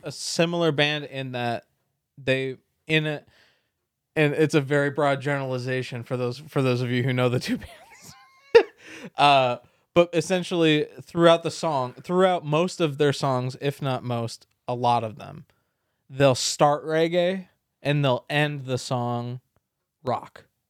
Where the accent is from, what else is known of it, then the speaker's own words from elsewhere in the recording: San Diego, California, United States; moved away; being a Californian